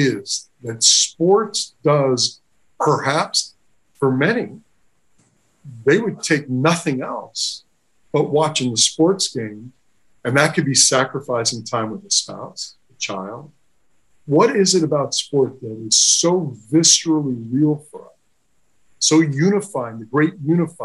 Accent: New York, United States; as a New Yorker

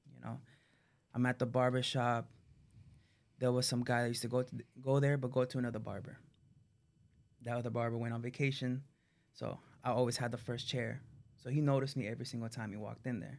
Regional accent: Miami, Florida, United States; Born and raised in Miami

